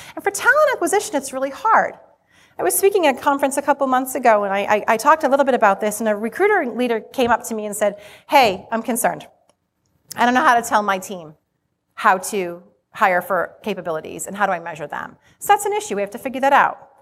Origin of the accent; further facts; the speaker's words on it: Rhode Island, United States; accent: Rhode Island; you're gonna be hearing my Rhode Island accent